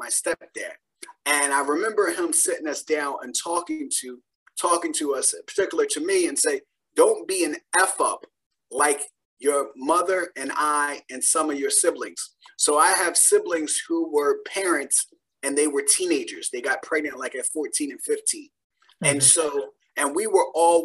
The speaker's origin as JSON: {"language": "English", "town": "Philadelphia", "region": "Pennsylvania", "country": "United States", "tie": "born or raised there", "said": "I grew up in Philadelphia with 6 siblings and a single parent household"}